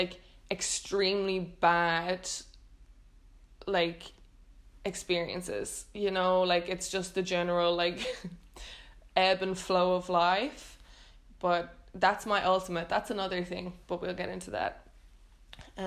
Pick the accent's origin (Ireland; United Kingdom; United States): Ireland; moved away as an adult; now in Netherlands; growing up in Ireland